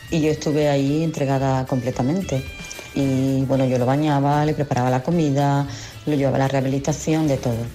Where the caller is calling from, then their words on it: Madrid, Community of Madrid, Spain; Hola, buenos días, Kiss. … de Madrid.